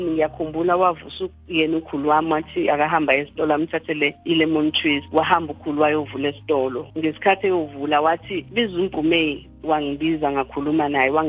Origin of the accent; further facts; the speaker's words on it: KwaWoza, Maphumulo, KwaZulu-Natal, South Africa; ngizalelwa endaweni yakaWoza la kudabuka khona ubaba wami khona kamaphumulo kodwa ke wangithola kumama umama esafunda isikole sahlala kubo